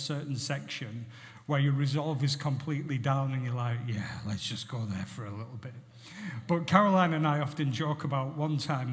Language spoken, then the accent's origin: English; Barrow-in-Furness, North West England, United Kingdom; I was brought up in Barrow Infirmary